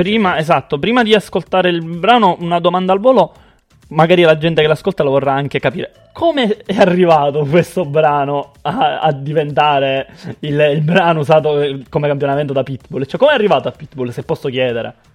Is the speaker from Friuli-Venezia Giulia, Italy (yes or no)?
no; Sicily, Italy; essendo siciliano